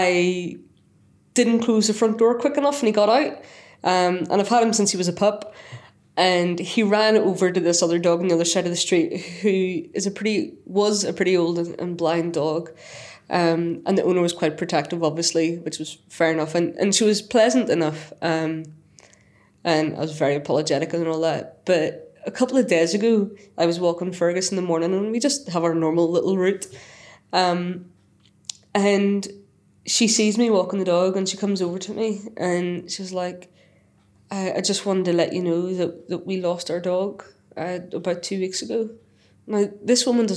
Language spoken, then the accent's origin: English; Northern Ireland, United Kingdom; moved away as an adult; now in Selby, United Kingdom; I'm from Northern Ireland